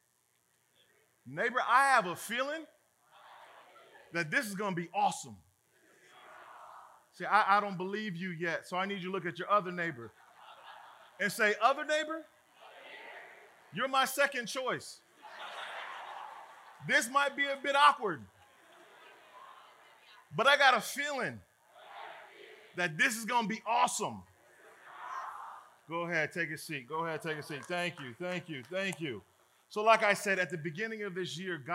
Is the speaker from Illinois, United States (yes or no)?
yes; Chicago, Illinois, United States; I'm a brother from Chicago